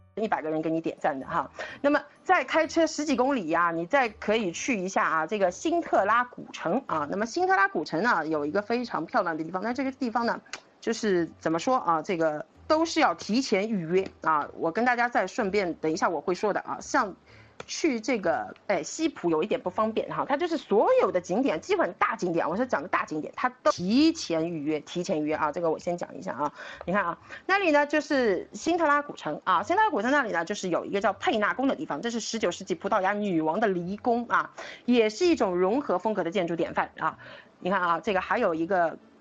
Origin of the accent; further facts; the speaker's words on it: Shanghai, China; 就是我们上海人讲啊